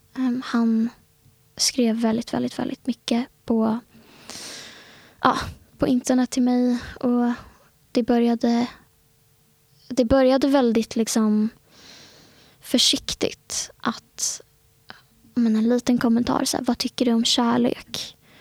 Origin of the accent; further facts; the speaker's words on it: Stockholm, Stockholm County, Sweden; Jag, eh, är född och uppvuxen i innerstan i Stockholm. Bott i Stockholm hela mitt liv.